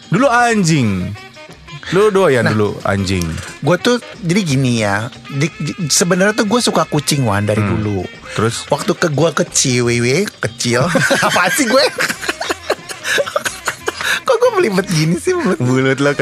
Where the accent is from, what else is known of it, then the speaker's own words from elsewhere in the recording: Java, Indonesia; kan gue orang Jawa